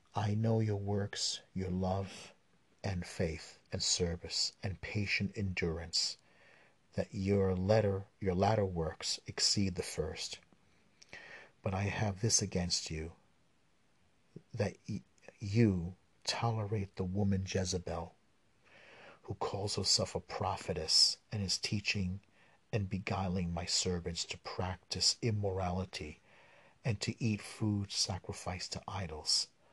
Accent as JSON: {"language": "English", "town": "New York City", "region": "New York", "country": "United States", "said": "I'm a New Yorker and I live in Brooklyn"}